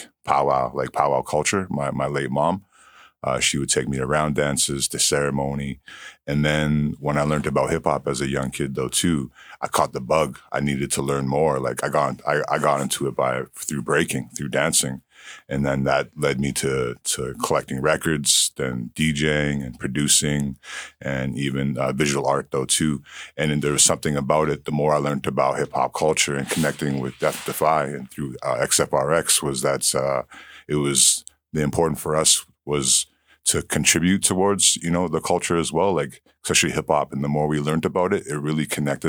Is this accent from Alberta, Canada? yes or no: yes; Goodfish Lake, Treaty 6, Alberta, Canada; also born or lived in Edmonton, Alberta; I'm not from this area, but I come from Goodfish Lake, Treaty 6 in Canada